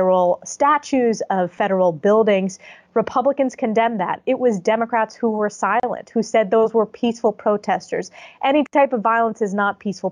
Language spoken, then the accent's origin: English; New York, United States; my home state like New York